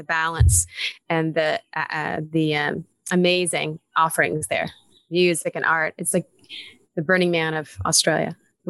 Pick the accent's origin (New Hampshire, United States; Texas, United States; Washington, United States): Texas, United States; Born and raised in Texas.